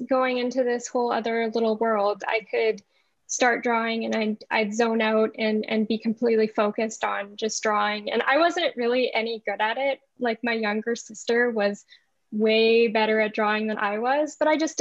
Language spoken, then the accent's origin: English; Thunder Bay, Ontario, Canada; I was raised in Thunder Bay